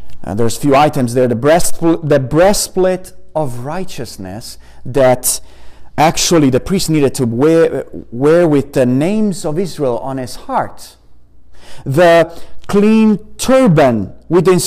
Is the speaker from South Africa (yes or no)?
no; Italy; moved away; I come from Italy and we have pomegranates right in front of our garden